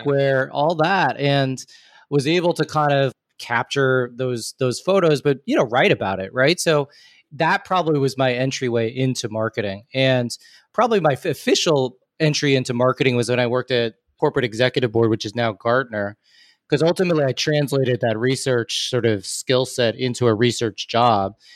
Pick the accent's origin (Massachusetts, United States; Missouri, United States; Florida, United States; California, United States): Massachusetts, United States; Newton; I'm from Newton, Massachusetts.